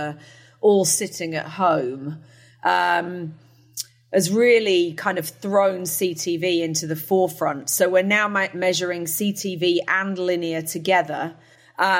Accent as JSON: {"language": "English", "country": "United Kingdom", "also_born_or_lived": "New Jersey", "moved": "as an adult", "lives_now": "United States", "said": "I am a Brit. But I do live in the United States, been here for coming up on year 16"}